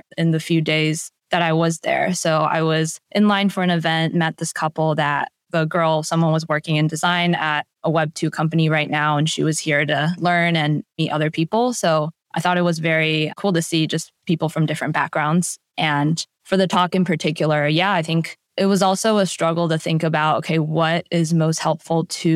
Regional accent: Washington, District of Columbia, United States; my hometown area of DC

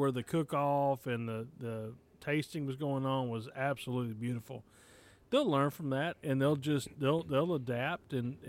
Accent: United States; We're from America.

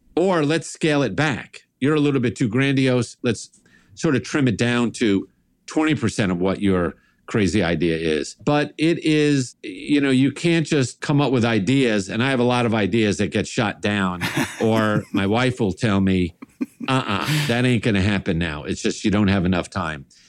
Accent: New York, United States; me growing up in New York, big Italian family, sort of your stereotypic New York Italian family

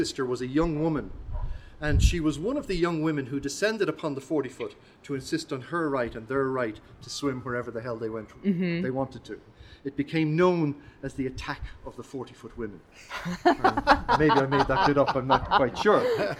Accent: Dún Laoghaire, Leinster, Ireland; Well, I grew up around this place. I've travelled all over the world, but I grew up around this. And for my sins, I was raised in Dunleary, and I was raised in a family of women.

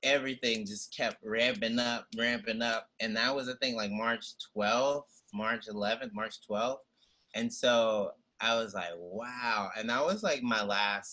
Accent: the South, United States; now in New York City, United States; as a Southerner

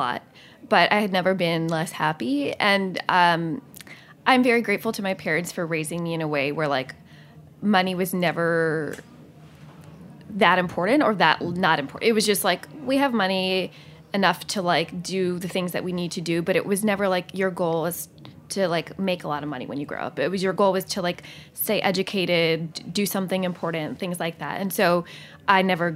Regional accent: Southern California, United States; now in New York City, United States; I'm from Southern California, not anywhere fancy

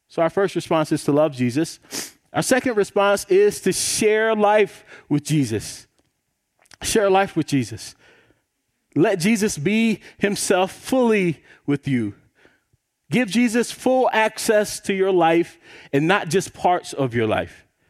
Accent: South Carolina, United States; I grew up in South Carolina

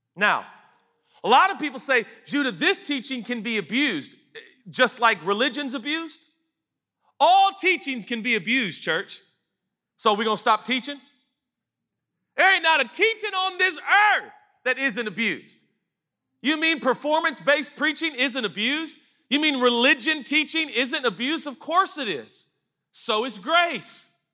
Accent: United States; we're American

